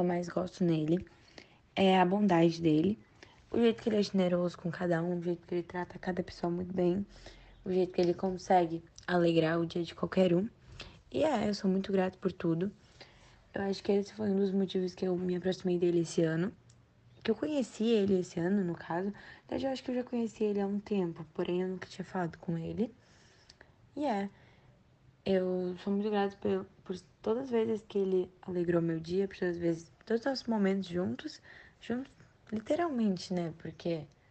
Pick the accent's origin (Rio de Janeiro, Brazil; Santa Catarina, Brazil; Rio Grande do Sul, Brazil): Rio Grande do Sul, Brazil; Eu Sou do Rio Grande do Sul